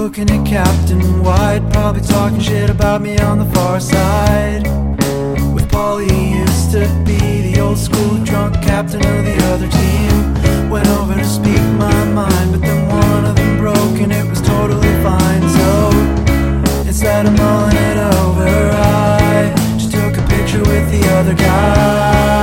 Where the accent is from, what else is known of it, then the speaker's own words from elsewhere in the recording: Pittsburgh, Pennsylvania, United States; I'm from Pittsburgh, and our baseball team is the Pirates